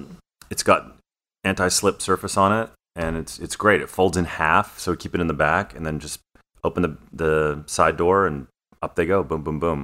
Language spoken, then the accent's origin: English; Ontario, Canada; Gosh, I would really like to see Bo up in where I grew up in Ontario, Canada